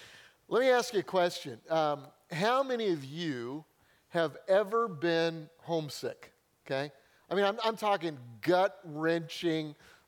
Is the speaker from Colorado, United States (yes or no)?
yes; Denver, Colorado, United States; moved away as an adult; I grew up in Denver, Colorado.